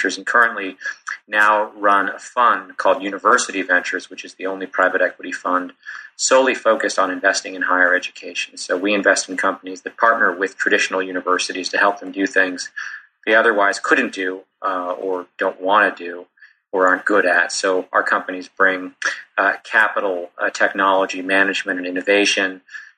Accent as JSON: {"language": "English", "country": "Canada", "moved": "as an adult", "lives_now": "United States", "said": "I'm from Canada originally."}